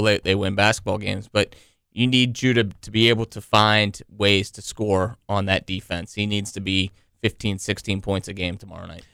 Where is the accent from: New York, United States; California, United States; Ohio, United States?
Ohio, United States; Toledo; I'm from Toledo, Ohio, big Ohio State fan.